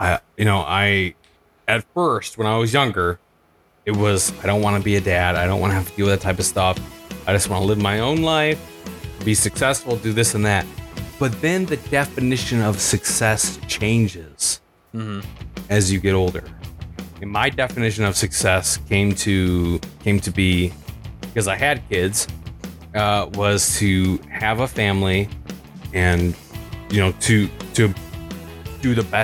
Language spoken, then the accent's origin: English; Michigan, United States; growing up in Michigan